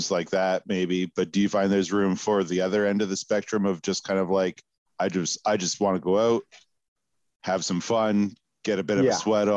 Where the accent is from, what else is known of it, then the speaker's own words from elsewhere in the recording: the Maritimes, Canada; I grew up in the Maritimes